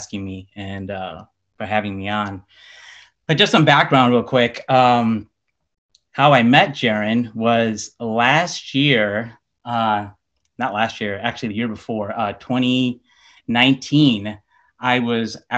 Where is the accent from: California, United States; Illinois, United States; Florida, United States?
Illinois, United States; Chicago; I was born and raised in Chicago, Illinois.